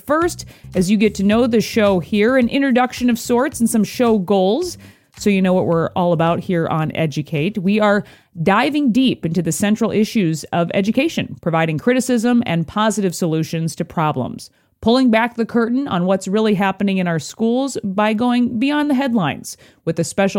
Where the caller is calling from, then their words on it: Minneapolis, Minnesota, United States; I'm joining you from the Minneapolis, Minnesota area.